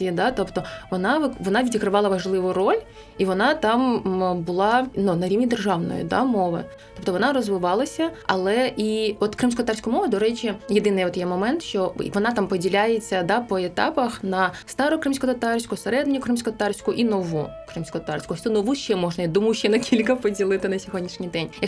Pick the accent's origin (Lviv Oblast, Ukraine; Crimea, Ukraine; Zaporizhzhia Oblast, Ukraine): Crimea, Ukraine; first language crh; Ukrainian is a second language; храм татар це я кримський татарин, це моя рідна мова.